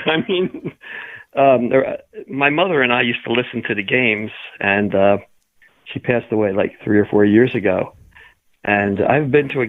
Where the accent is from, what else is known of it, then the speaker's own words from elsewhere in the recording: Philadelphia, Pennsylvania, United States; I was born in Philadelphia.